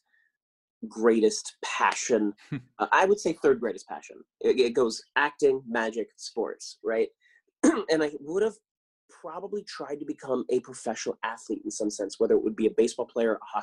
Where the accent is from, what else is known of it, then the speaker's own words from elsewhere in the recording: Claremont, California, United States; also born or lived in San Dimas, California / Inland Empire, California; I grew up in California. I was born in San Dimas, you know, the famous Bill and Ted, San Dimas High. And I was raised in Claremont